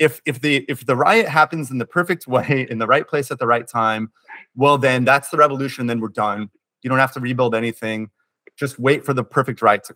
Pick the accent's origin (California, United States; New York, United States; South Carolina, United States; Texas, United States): California, United States; my home state of California